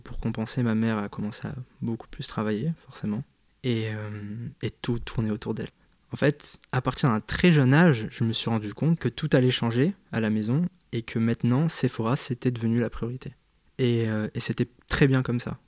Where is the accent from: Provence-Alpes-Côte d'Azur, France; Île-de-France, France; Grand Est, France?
Provence-Alpes-Côte d'Azur, France; Cap-d'Ail; moved away as an adult; J'ai vécu pendant 18 ans euh, à Cap d'Aille. Donc ça parlera à très peu de gens, mais euh, c'est une commune euh, qui se situe dans le sud de la France